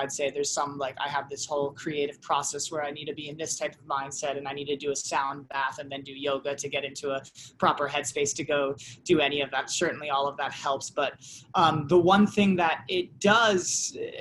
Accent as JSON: {"language": "English", "region": "New England", "country": "United States", "tie": "born or raised there", "also_born_or_lived": "Los Angeles, United States", "moved": "as an adult", "said": "I'm from New England, like initially"}